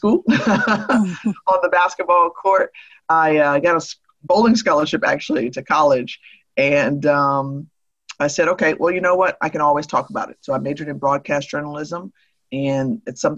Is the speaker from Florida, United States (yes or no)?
yes; Tampa, Florida, United States; I was a part-time production assistant at a startup station in my hometown of Tampa.